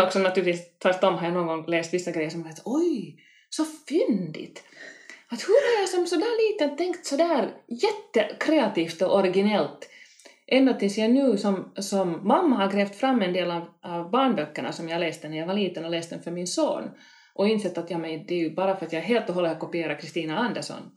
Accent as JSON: {"language": "Swedish", "town": "Helsinki", "region": "Uusimaa", "country": "Finland", "tie": "born or raised there", "said": "Kronohagen där jag växte upp"}